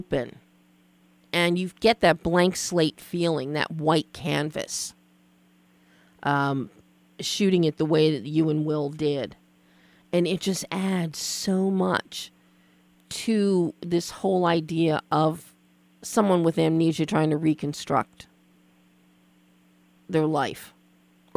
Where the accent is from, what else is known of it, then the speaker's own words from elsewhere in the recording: Philadelphia, Pennsylvania, United States; I'm from Philly as well